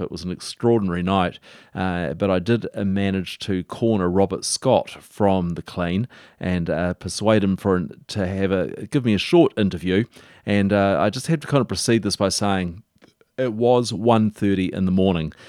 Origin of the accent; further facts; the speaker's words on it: Dunedin, Otago, New Zealand; I grew up in Dunedin, and but I was over the hill in Green Island